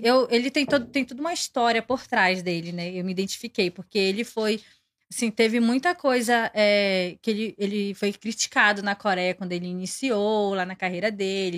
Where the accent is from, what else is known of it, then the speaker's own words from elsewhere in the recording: Pará, Brazil; moved away as an adult; also born or lived in Maranhão; now in Goiânia, Brazil; eu fui criada no Pará